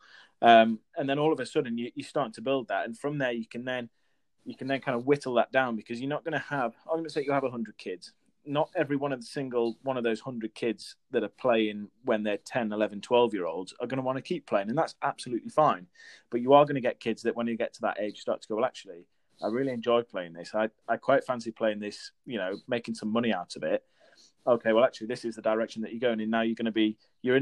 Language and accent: English; Newcastle upon Tyne, North East England, United Kingdom; I'm originally from Newcastle, up in the northeast.